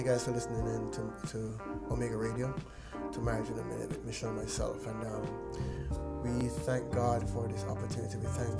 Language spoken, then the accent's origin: English; Jamaica; radio listeners out there in Jamaica. I say Jamaica because that's where we're from